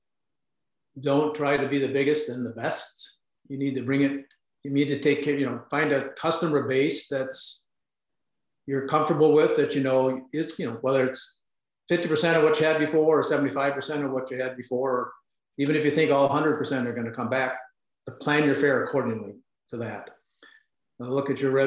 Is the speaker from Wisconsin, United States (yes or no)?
yes; Wisconsin, United States; moved away; I'm from Wisconsin and now I'm back in Wisconsin